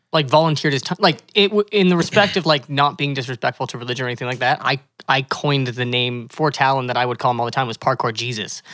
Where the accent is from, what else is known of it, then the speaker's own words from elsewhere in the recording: Calgary, Alberta, Canada; moved away as an adult; now in Kelowna, Canada; I was born and raised in Calgary